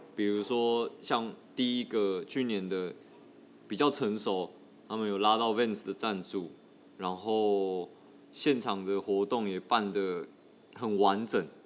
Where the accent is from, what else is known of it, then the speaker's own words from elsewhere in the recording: Tainan, Taiwan; 我是来自台南